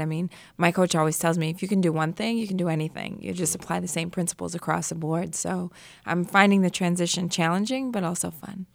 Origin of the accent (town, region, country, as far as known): New York, United States; born or raised there